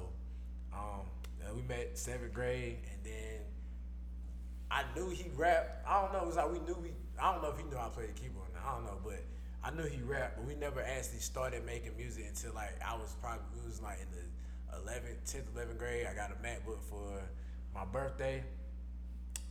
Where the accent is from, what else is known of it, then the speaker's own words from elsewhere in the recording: Kinston, North Carolina, United States; grew up in Kinston, North Carolina